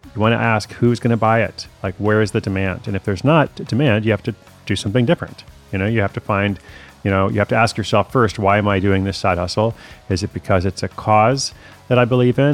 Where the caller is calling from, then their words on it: Honolulu, Hawaii, United States; I'm calling from Honolulu, Hawaii.